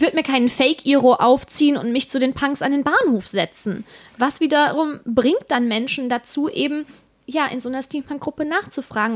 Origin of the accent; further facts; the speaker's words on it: Bergisches Land, North Rhine-Westphalia, Germany; Also ich komme ja aus dem Rheinland, noch genauer aus dem Bergischen Land und bei uns heißt es definitiv Alarv, weil wir sind Kölner Einzugsgebiet